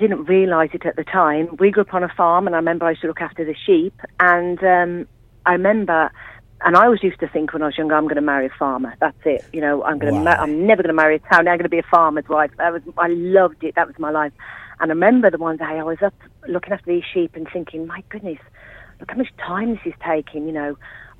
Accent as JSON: {"language": "English", "town": "Kinver", "region": "West Midlands", "country": "United Kingdom", "tie": "born or raised there", "accent": "Midland", "said": "it's a Midland accent for sure. So I grew up in a Christian family, one of seven children, and in a little village of Staffordshire called Kinver. It's about 5 miles from Kidderminster."}